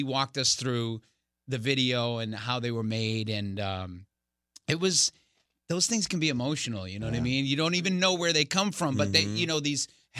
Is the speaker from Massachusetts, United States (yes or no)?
yes; Boston, Massachusetts, United States; Jamaica Plain, my hometown